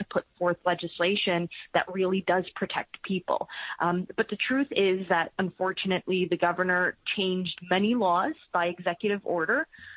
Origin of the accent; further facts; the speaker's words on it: New York City, New York, United States; we're both from Queens